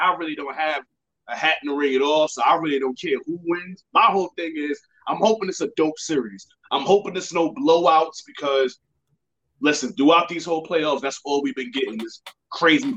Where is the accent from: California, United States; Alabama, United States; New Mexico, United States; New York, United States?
New York, United States; I'm from New York